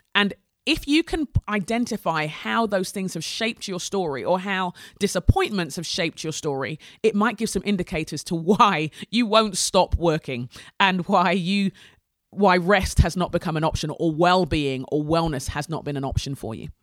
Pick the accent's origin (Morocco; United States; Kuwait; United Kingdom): United Kingdom; England; We're an immigrant family growing up in England, Nigerian family growing up in England in the eighties